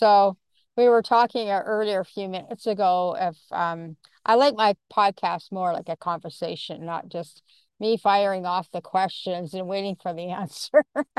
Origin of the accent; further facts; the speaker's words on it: Canada; And then the other thing is I'm a Canadian too, so only I'm on the West Coast part and you are on the East Coast part.